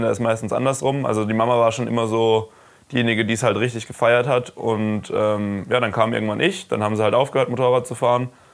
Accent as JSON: {"language": "German", "town": "Karlsruhe", "region": "Baden-Württemberg", "country": "Germany", "said": "ich komme aus Karlsruhe"}